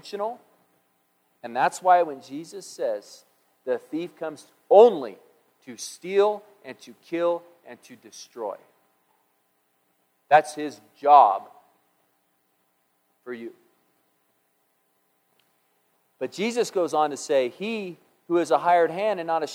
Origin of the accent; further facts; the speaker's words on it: United States; I'm an American